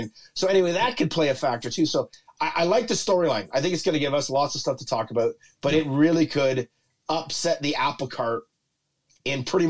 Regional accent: Canada; we're Canadian.

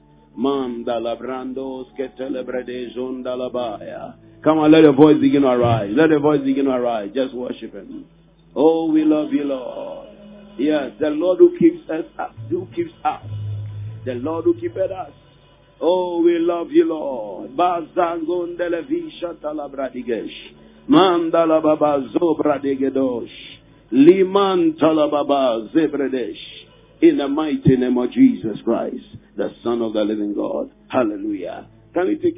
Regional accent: Ghana; in our country we practice democracy

